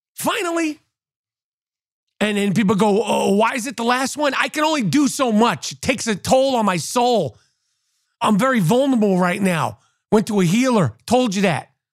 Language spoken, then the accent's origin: English; New York, United States; as a New Yorker